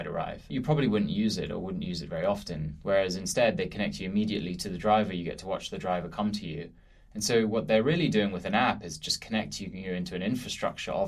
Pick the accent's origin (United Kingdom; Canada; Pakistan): United Kingdom; London; moved away as an adult; also born or lived in Philadelphia; now in New York, United States; I grew up in this amazing city that is London